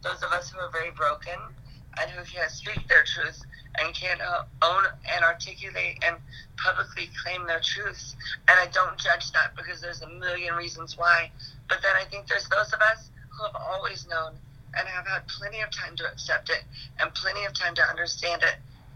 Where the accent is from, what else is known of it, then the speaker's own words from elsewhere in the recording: Tulsa, Oklahoma, United States; I came from Midtown. My parents were born and raised in downtown and Midtown, Tulsa